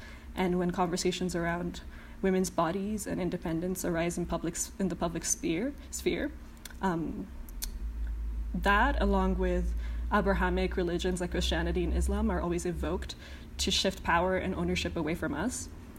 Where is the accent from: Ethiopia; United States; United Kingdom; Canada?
Ethiopia; Addis Ababa; As an Ethiopian woman growing up in Addis Ababa, the conversation around independence and national pride was always like thick in the air.